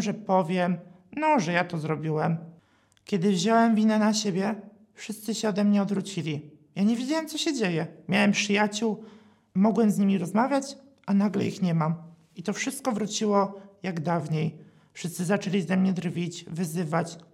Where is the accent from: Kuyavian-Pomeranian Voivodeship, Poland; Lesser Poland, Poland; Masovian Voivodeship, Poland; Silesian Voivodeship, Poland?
Silesian Voivodeship, Poland; a village near Katowice; pochodzę z miejscowości pod Katowicami.